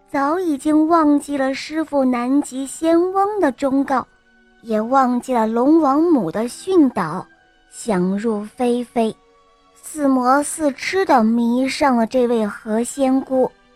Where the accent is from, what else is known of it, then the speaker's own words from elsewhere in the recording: Wuhu, Anhui, China; ，今年我五岁了，我来自安徽省芜湖市。